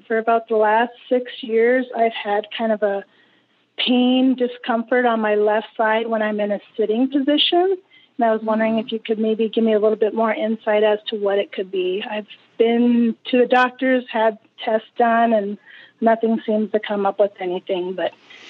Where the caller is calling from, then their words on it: Minnesota, United States; I'm calling from Minnesota.